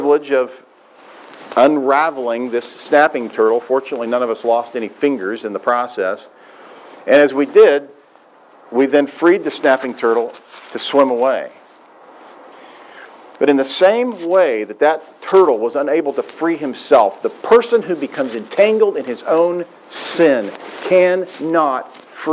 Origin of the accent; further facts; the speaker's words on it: Southwest Missouri, United States; When I was a boy growing up in Southwest Missouri